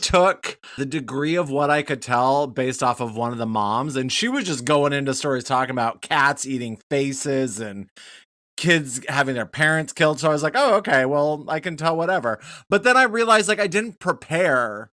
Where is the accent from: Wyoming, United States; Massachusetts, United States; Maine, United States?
Wyoming, United States; I'm from Wyoming